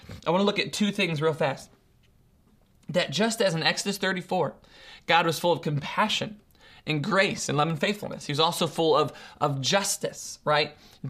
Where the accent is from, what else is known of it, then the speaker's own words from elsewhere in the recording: Ohio, United States; the most that he knows about me at this point in his life is that I mumble and I'm from Ohio, right?